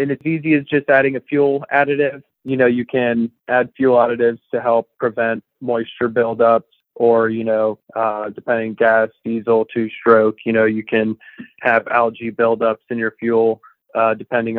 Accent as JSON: {"language": "English", "town": "Jupiter", "region": "Florida", "country": "United States", "tie": "born or raised there", "moved": "as an adult", "lives_now": "Vermont, United States", "said": "Moved here from Jupiter, Florida. It's where I grew up as a kid."}